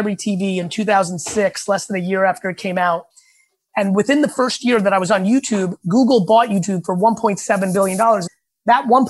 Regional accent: Edison, New Jersey, United States; English is a second language; I was picked on as a kid for not speaking the language. And then I moved to Edison.

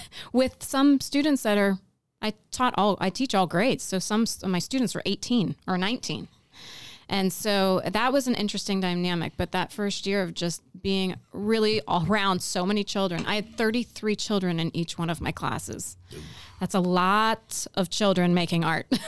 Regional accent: Pennsylvania, United States; moved away as an adult; also born or lived in New York / North Carolina; I grew up in Pennsylvania

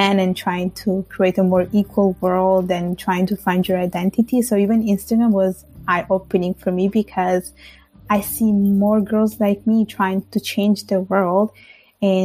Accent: Italy; now in Montreal, Canada; I will always tell you it's Italy, because that's where I spent my most of my childhood

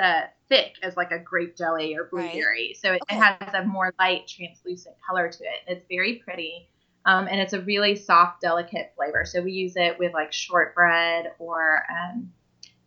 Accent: California, United States; moved away; I grew up in California

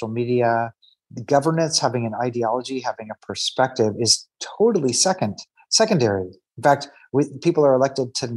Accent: Kansas City, Missouri, United States; I grew up in Kansas City, Missouri, which is now the reddest of the red areas.

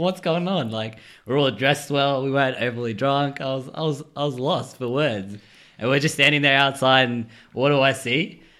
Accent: Townsville, Queensland, Australia; now in Sydney, Australia; I'm from Townsville

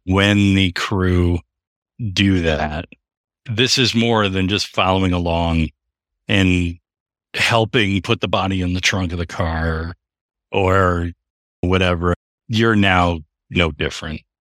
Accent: Royal Oak, Michigan, United States; where we grew up in Royal Oak

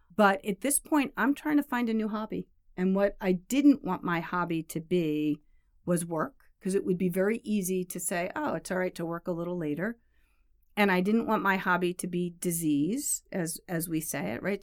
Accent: New York, United States; I grew up in New York, a suburb of the city here

